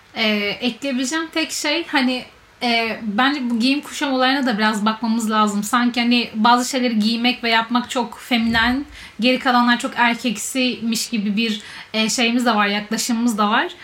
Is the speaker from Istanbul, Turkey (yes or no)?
yes; Istanbul, Turkey; ben İstanbul'da büyüdüm